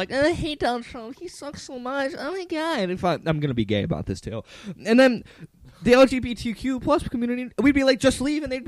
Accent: Illinois, United States; We're all from Illinois

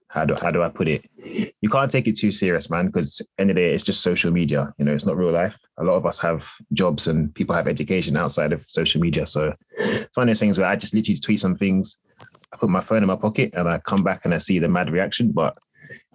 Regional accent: London, United Kingdom; I was born in Edmonton

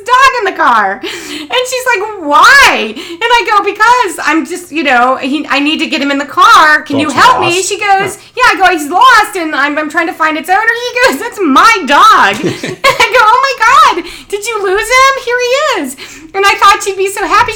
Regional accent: Cincinnati, Ohio, United States; when my brother and I were little kids growing up in Cincinnati

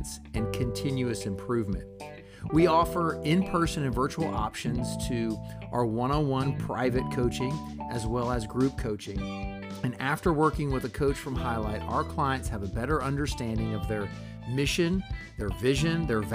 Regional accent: Gainesville, Florida, United States; now in Orlando, United States; I grew up in Gainesville, so it's just impossible to like Florida State.

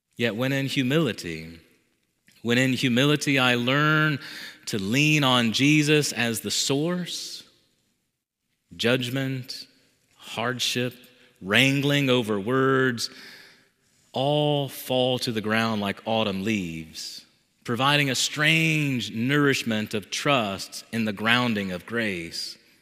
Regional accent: the South, United States; Growing up in the South with a Southern mother

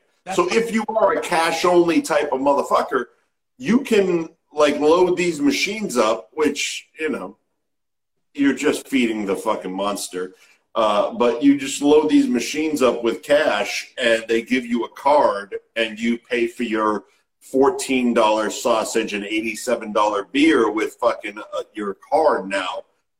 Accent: Lynnfield, Massachusetts, United States; I grew up in Linfield.

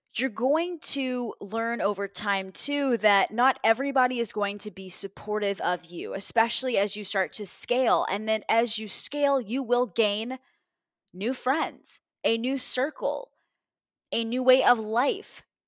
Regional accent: Texas, United States; moved away as an adult; now in Ohio, United States; I'm in Ohio, I'm from Texas, I'm in a foreign city still

